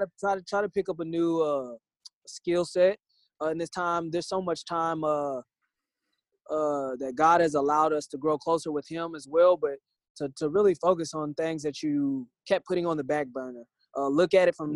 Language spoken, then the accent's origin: English; Indianapolis, Indiana, United States; growing up in Indianapolis